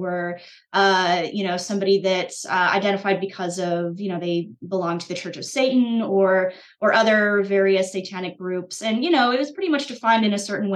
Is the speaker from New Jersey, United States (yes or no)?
no; Utah, United States; I grew up in Utah